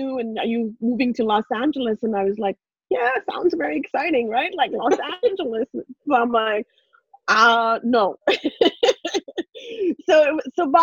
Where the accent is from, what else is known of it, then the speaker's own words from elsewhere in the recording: India; English is a second language; moved away as an adult; now in Canada; I grew up in India, born and raised in India. So English was not my first language.